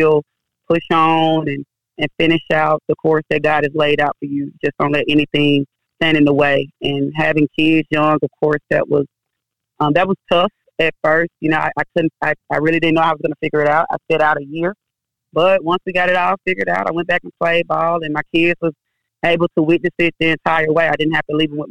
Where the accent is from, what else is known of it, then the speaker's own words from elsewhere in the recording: Oxford, Mississippi, United States; also born or lived in Memphis, Tennessee; I'm originally from Oxford, Mississippi. I was born and raised there